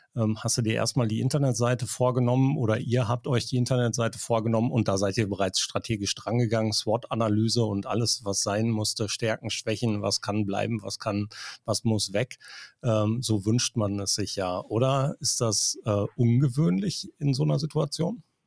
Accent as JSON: {"language": "German", "town": "Schlangen", "region": "North Rhine-Westphalia", "country": "Germany", "said": "Ich komme aus Schlangen, das ist auch eine Gemeinde, drei Ortsteile, knapp 3000 Einwohner mehr"}